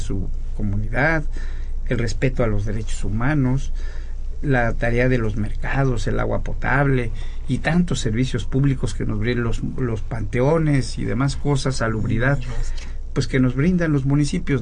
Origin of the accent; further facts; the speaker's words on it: State of Mexico, Mexico; yo mismo soy mexiquense